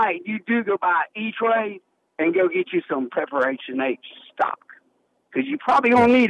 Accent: Greenville, South Carolina, United States; I'm from Greenville, South Carolina

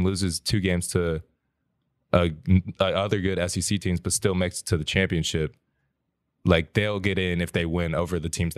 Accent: Crete, Greece; born there; I was born in Crete, Greece, a little island off the coast.

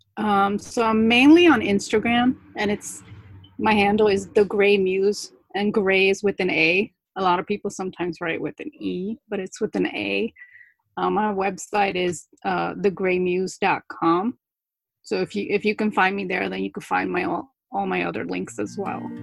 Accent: New Jersey, United States; accent: Jersey; English is a second language; english is my second language actually but I, I learned it when i was six so i i mainly have a jersey accent

